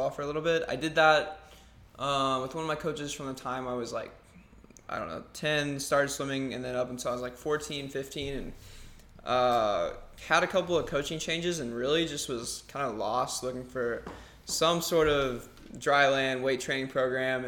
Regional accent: Arkansas, United States; moved away as an adult; now in Arizona, United States; I'm originally from Arkansas

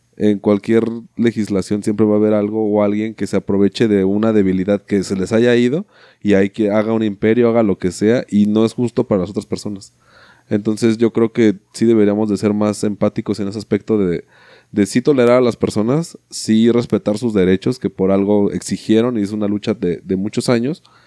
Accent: Mexico

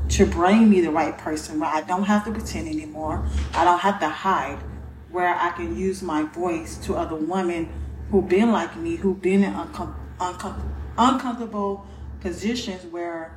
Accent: Gainesville, Florida, United States; moved away as an adult; now in Georgia, United States; I am from Gainesville, Florida. I've been here 4 years now

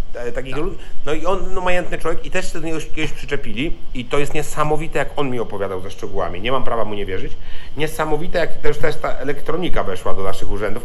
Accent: Świdnik, Lublin Voivodeship, Poland; also born or lived in Gdańsk / Poznań / Warsaw; now in Kraków, Poland; ja jestem z małego Świdnika Podlubelskiego

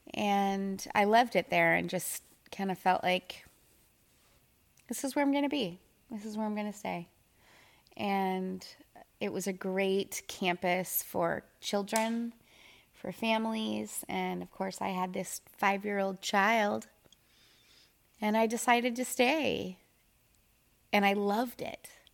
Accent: Minneapolis, Minnesota, United States; moved away as an adult; now in Tyler, United States; I'm originally from Minneapolis, Minnesota, and I moved here

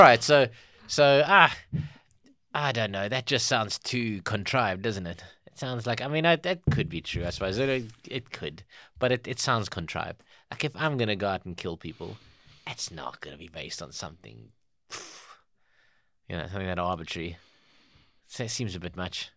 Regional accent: South Africa; we as the South African public

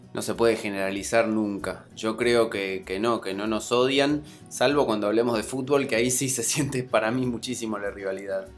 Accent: Argentina; soy un argentino progre

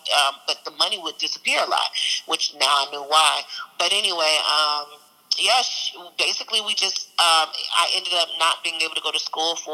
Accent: East St. Louis, Illinois, United States; also born or lived in England / Tucson, Arizona; And I'm um, from um, East St. Louis. I say that, but I lived actually prior in, uh, I was born in Louisiana, and we went to the military. We lived in England uh, until I was mm-hmm. about seven, and then we moved to. Uh, to Phoenix or Tucson, Arizona

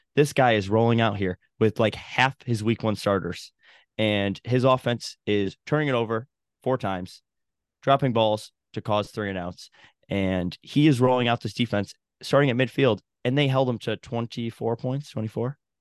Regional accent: Binghamton, New York, United States; I'm from like Binghamton, New York. Actually the town next to Endicott

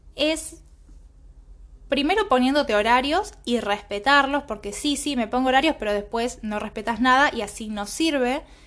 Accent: Villa Caraza, Buenos Aires, Argentina; nací en, en Villa Caraza

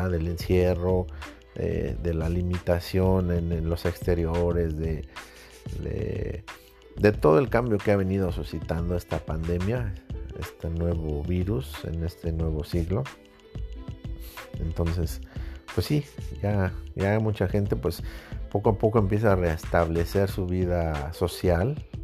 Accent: Mexico City, Mexico; soy chilango, pero soy de soy chilango, soy de barrio, pero no tengo ese tonitoñero, ¿no? Que, caracteriza a mucha gente del DF

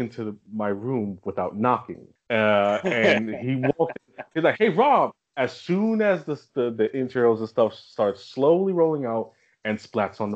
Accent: New York City, New York, United States; I grew up in Brooklyn

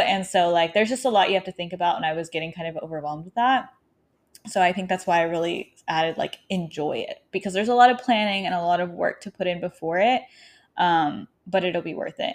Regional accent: Arkansas, United States; moved away; I'm currently, um, in my hometown in Arkansas

